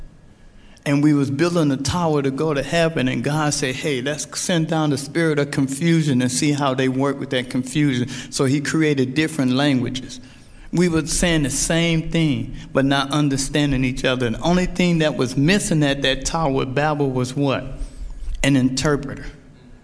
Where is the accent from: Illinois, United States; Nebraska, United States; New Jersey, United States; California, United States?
Illinois, United States; Chicago; I'm from Chicago, Illinois. A lot of people ask me where I'm from. I grew up in the poorest neighborhood in Chicago